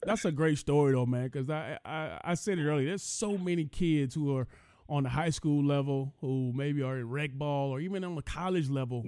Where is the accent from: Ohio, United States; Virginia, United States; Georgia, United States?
Georgia, United States; we're both Georgia boys